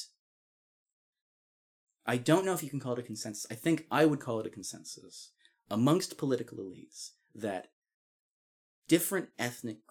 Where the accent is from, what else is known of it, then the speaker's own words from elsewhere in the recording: Scotland, United Kingdom; as a Scottish person